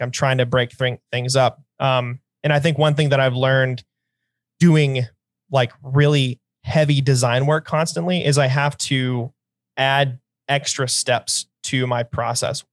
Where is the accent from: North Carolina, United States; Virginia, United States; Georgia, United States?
North Carolina, United States; I'm from North Carolina